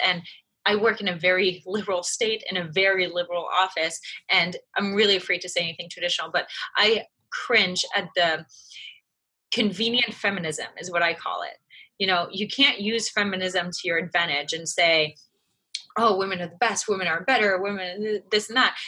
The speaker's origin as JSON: {"language": "English", "country": "France", "tie": "born or raised there", "moved": "yes", "said": "I was raised in France. My mom is French. My dad was American."}